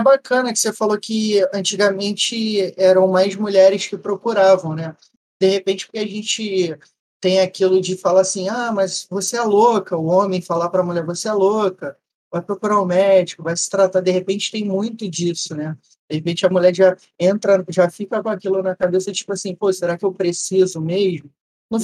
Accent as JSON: {"language": "Portuguese", "region": "Rio de Janeiro", "country": "Brazil", "said": "Carioca da gema"}